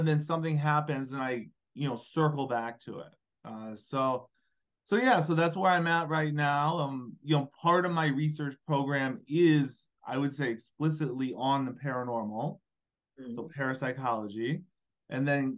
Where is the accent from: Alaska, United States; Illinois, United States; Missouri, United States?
Illinois, United States; moved away as an adult; also born or lived in Carrollton, Georgia; I'm from Illinois